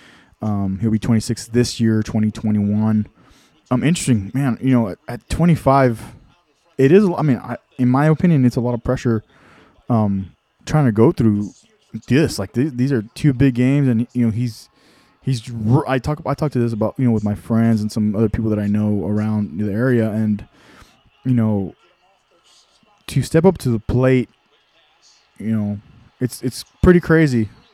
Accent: Texas, United States; I'm from Texas.

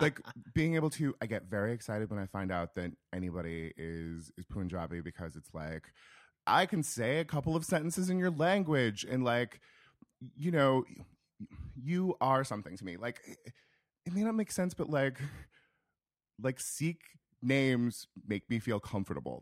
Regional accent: rural Northern California, United States; moved away; I am from a small town in rural Northern California, about an hour north of Sacramento

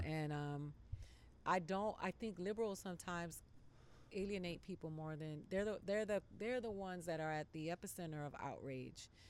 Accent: Miami, Florida, United States; Miami. I grew up in Miami

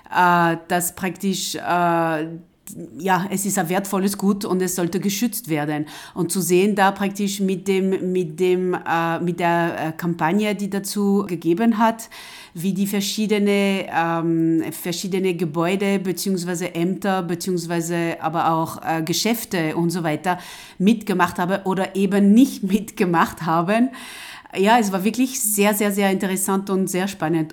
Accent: France; German is a second language; moved away as an adult; now in Linz, Austria; ich bin Französin und, und bin direkt am Meer aufgewachsen.

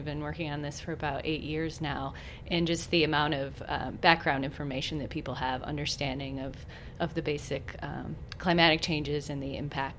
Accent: East Coast, United States; moved away; I come from the East Coast, and so coming out here to the West

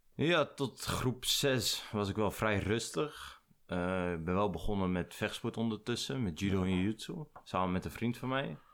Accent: Nieuwegein, Utrecht, Netherlands; born or raised there; also born or lived in IJsselstein

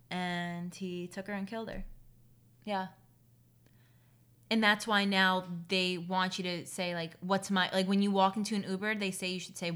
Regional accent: Queens, New York, United States; I'm literally from Queens.

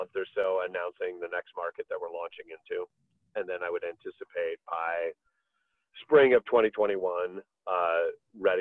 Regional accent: Midwest, United States; I grew up in the Midwest

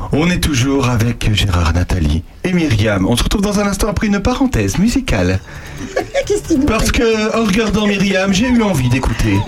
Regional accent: Charente-Maritime, Nouvelle-Aquitaine, France; je suis né en Charente-Maritime

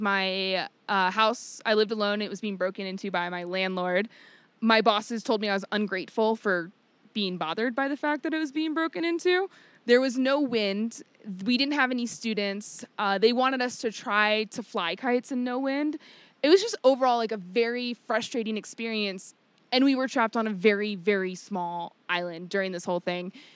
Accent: Virginia, United States; moved away as an adult; I grew up in a very small town in Virginia

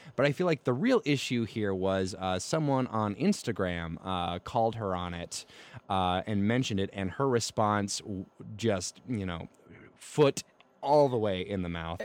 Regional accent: the South, United States; as a Southerner who grew up and got into opera myself

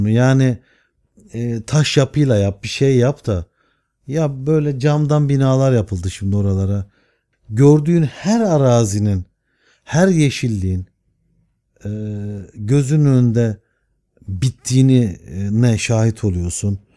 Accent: Istanbul, Turkey; Ben çünkü İstanbul'a aşık bir adam. Doğma büyüme Rumeli Hisar üstünde doğdum. Rumeli Hisarı'nda e, denize girerdik. Bir nevi boğaz çocuğum.

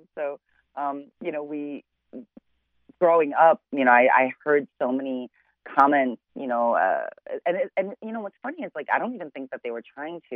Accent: Chicago, Illinois, United States; I'm originally born and raised in Chicago

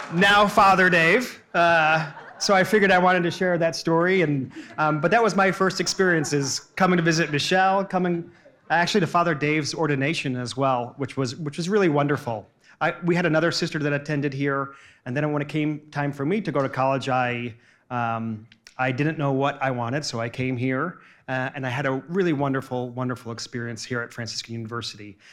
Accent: New Jersey, United States; also born or lived in New York City; I grew up in New Jersey and, and worked in Manhattan

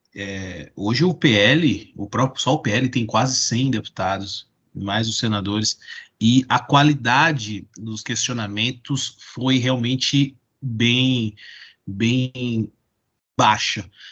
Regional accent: Mogi das Cruzes, São Paulo, Brazil; lá em Mogi das Cruzes, da minha terra

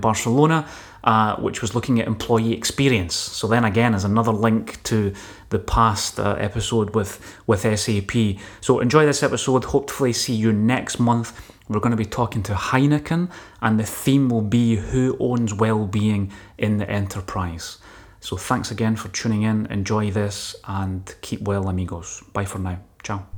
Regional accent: Scotland, United Kingdom; as a Scottish engineer

